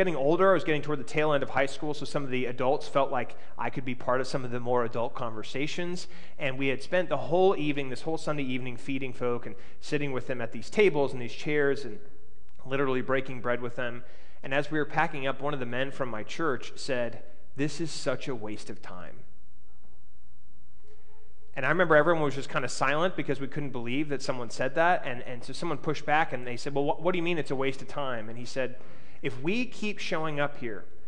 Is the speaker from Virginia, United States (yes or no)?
yes; Alexandria, Virginia, United States; I grew up in Alexandria, Virginia, so we were just outside of the Washington, D.C. area